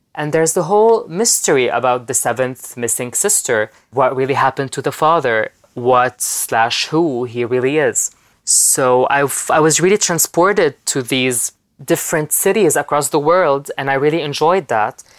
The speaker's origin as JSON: {"language": "English", "country": "Lebanon", "tie": "born or raised there", "said": "I'm from Lebanon, live from Lebanon right now. I was born there and I live there"}